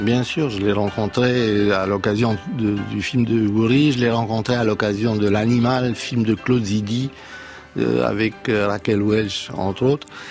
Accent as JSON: {"language": "French", "country": "Romania", "tie": "born or raised there", "moved": "yes", "lives_now": "France", "said": "je suis né dans la Roumanie communiste"}